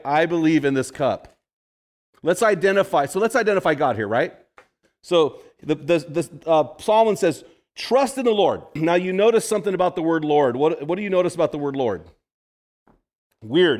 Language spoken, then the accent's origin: English; California, United States; moved away; I'm from California